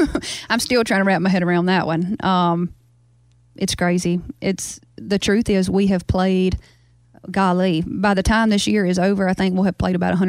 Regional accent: Baskin, Louisiana, United States; I probably have kept my accent because I talk to my family a whole lot. I FaceTime them every day. I'm really close with them. And the truth is, like, all 200 of my people in my town in Baskin talk this way.

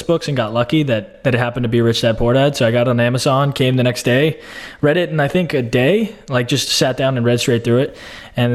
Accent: Austin, Texas, United States; moved away as an adult; also born or lived in Davis, California; I'm from Austin, Texas originally

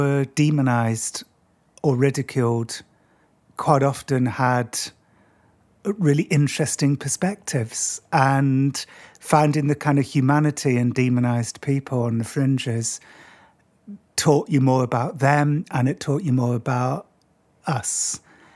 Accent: Cardiff, Wales, United Kingdom; When I was a kid in school, growing up in Cardiff in Wales, I was kind of the outsider

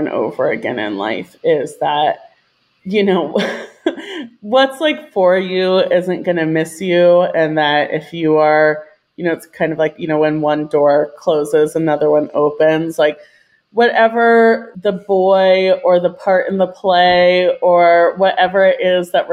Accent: Virginia, United States; moved away as an adult; also born or lived in New York City, United States; I grew up in Virginia. I'm currently living in Richmond, Virginia

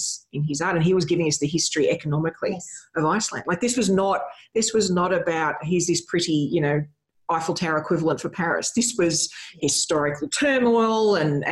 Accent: Australia; we're from Australia

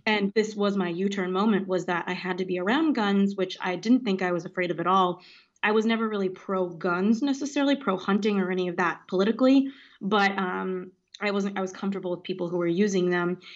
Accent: Los Angeles, California, United States; also born or lived in Washington, D.C. / London / Paris; Grew up in Los Angeles, California

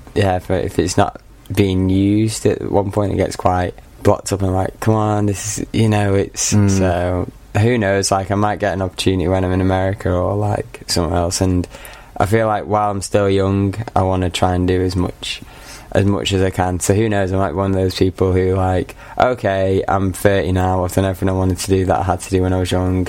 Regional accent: Manchester, North West England, United Kingdom; accent: Mancunian; moved away as an adult; also born or lived in Aberystwyth, Wales; now in Kent, United Kingdom; I am from Manchester. But born and raised in uh, Manchester.

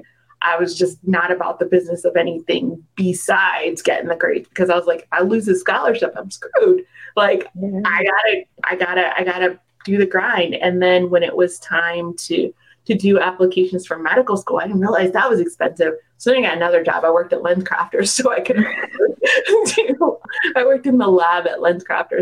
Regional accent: Delaware, United States; I was born in Delaware.

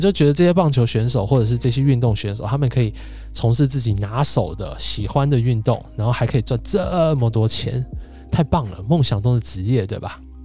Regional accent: Taipei, Taiwan; 我们台北人

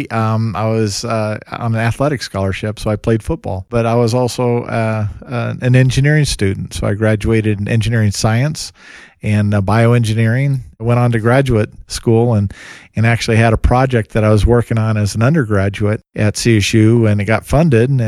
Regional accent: Fort Collins, Colorado, United States; Fort Collins is my hometown

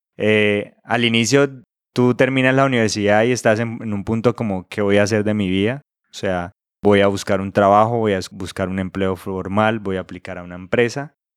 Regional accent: Santa Elena del Opón, Santander, Colombia; now in Bucaramanga, Colombia; yo nací en un pueblo cerca de Bucaramanga, pues no cerca de Bucaramanga precisamente, sino cerca de un municipio que se llama Vélez. El pueblo donde yo nací se llama Santa Elena de Lopón

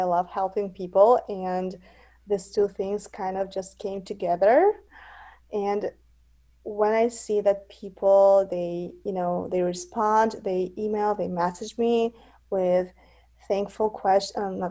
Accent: Russia; now in United States; I'm from United States, original from Russia, but I live in the United States.

